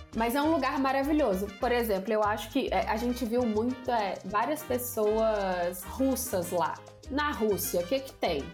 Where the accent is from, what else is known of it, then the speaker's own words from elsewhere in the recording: Brazil; a gente é brasileiro.